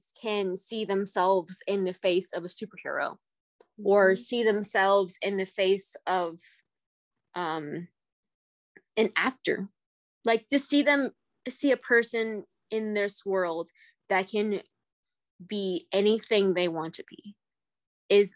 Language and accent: English; United States; Being an Asian American was rough. Like, I gotta say this as a person born in the late 90s